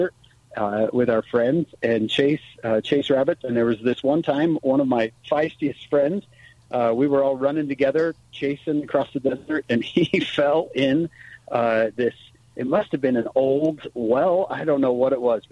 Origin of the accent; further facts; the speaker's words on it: St. George, Utah, United States; moved away as an adult; now in northern Utah, United States; my time in the 80s and 90s growing up in St. George